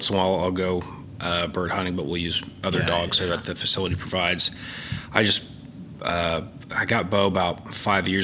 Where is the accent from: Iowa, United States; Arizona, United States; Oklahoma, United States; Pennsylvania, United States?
Oklahoma, United States; Oklahoma City; born and raised here. Yeah, did my undergrad here